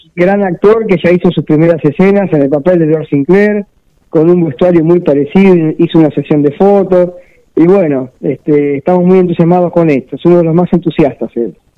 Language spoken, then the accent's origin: Spanish; Mar del Plata, Buenos Aires Province, Argentina; soy una especie de Peter Stilow de Mar del Plata